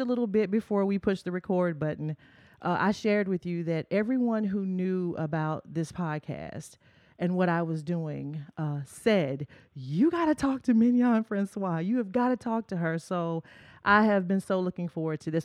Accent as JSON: {"language": "English", "town": "Murfreesboro", "region": "Tennessee", "country": "United States", "tie": "born or raised there", "said": "my hometown uh, in Murfreesboro, Tennessee"}